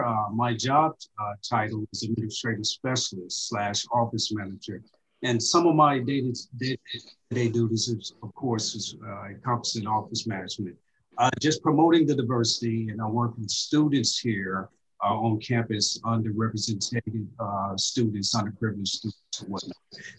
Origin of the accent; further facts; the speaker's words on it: Jonesboro, Arkansas, United States; moved away as an adult; I went through the Jonesboro Public School System.